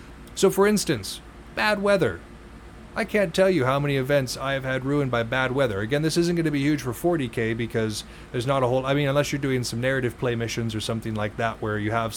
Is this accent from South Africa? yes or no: no; Montana, United States; I come from Montana